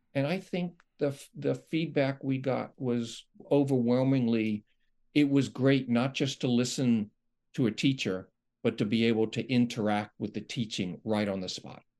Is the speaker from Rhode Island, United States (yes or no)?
no; New York, United States; moved away; I'm from New York